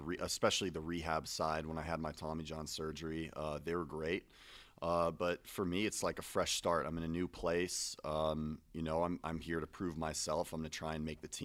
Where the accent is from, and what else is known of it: Santa Monica, California, United States; born or raised there